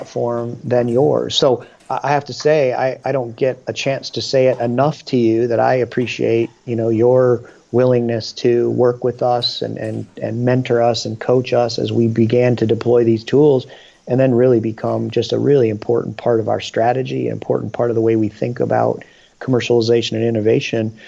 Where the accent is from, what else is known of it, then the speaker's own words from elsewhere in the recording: Michigan, United States; now in Dayton, United States; I was born in Michigan